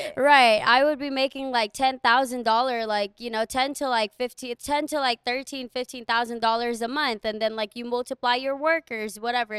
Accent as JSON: {"language": "English", "country": "Guam", "moved": "as an adult", "said": "I am from Guam"}